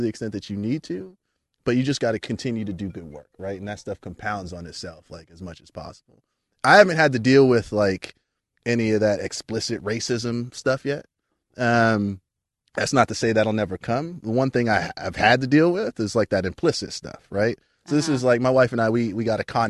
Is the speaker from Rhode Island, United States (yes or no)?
no; New York, United States; moved away as an adult; now in Palo Alto, United States; growing up in New York